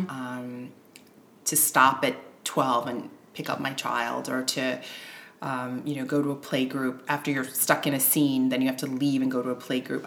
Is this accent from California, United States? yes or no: no; New York, United States; moved away as an adult; now in Stockholm, Sweden; I'm American, yes. originally from New York, mm-hmm. um, but my parents are Haitian immigrants